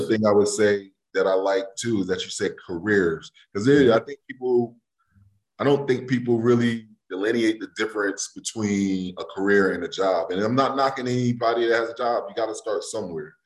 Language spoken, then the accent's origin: English; New Haven, Connecticut, United States; growing up in New Haven